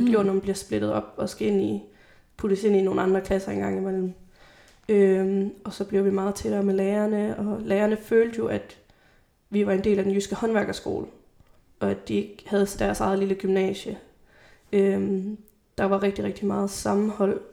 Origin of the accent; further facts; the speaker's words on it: Grenaa, Central Denmark Region, Denmark; gymnasiet i Grenå, øh, hvor jeg er fra.